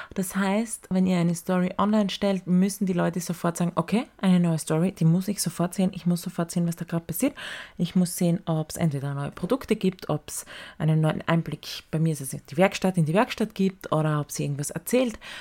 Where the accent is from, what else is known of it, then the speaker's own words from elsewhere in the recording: Styria, Austria; weil wir sind Steirer